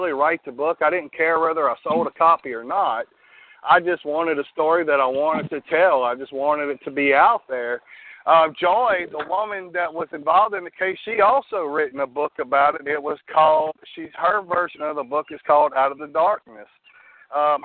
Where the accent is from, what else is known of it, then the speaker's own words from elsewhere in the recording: Louisiana, United States; I'm from Louisiana. I'm actually about 30 miles north of New Orleans